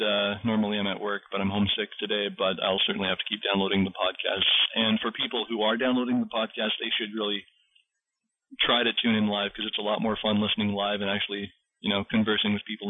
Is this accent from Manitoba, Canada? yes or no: yes; Manitoba, Canada; I'm from Manitoba, Canada